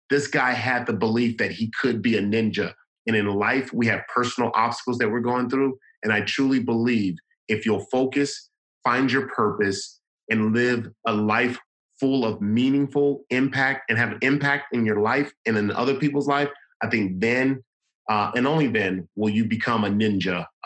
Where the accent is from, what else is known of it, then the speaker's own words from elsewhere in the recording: Los Angeles, California, United States; the kids there are kind of like me and how I grew up in South Central Los Angeles.